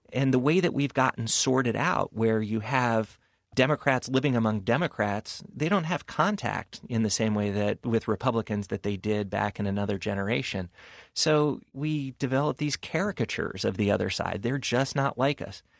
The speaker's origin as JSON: {"language": "English", "town": "New York City", "region": "New York", "country": "United States", "tie": "born or raised there", "said": "I was raised in New York and grew up and work and everything else in New York City."}